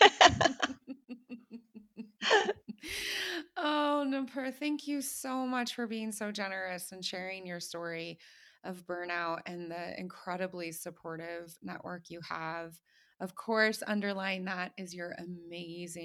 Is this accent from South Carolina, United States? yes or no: no; Ohio, United States; moved away; I was born in Ohio. I was educated as an American